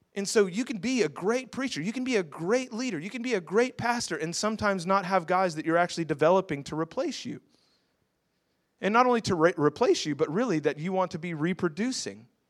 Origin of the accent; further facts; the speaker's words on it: Houston, Texas, United States; I'm from Houston.